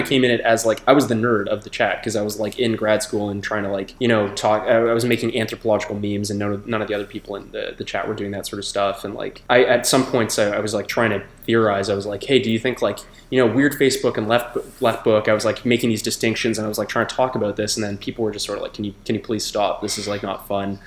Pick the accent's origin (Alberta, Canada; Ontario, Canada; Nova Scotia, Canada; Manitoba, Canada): Ontario, Canada; Toronto; moved away as an adult; now in Montreal, Canada; I grew up in Toronto